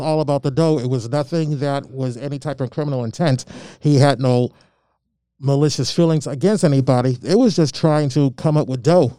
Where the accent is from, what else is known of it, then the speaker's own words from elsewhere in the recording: Malden, Massachusetts, United States; also born or lived in Albany, Georgia; when I grew up in Malden, there was a handful of black families